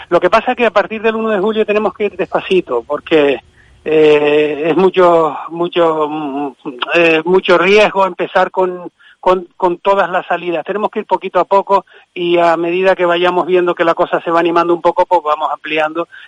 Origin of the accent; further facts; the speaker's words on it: Arguineguín, Canary Islands, Spain; also born or lived in Madrid; mi padre, como le dije, eh, en el año 69, pues yo tenía cinco años y pues, pues, sobre la marcha no, no, nos subió a todos y hemos, mi hermano y yo, pues llevamos aquí, pues vamos, toda la vida, toda la vida.